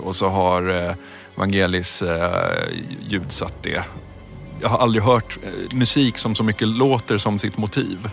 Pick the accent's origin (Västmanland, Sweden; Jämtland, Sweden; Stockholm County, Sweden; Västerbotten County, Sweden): Stockholm County, Sweden; Stockholm; jag växte upp i, i Midsommarkransen utanför Stockholm